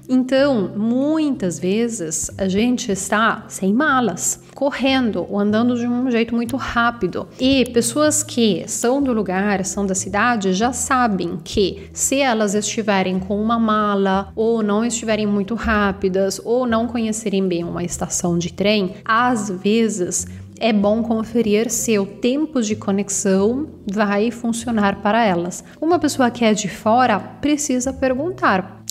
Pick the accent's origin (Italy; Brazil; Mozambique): Italy; Bergamo, Lombardy; Portuguese is a second language; eu sou de Bergamo, fica no norte da Itália, pertinho de Milão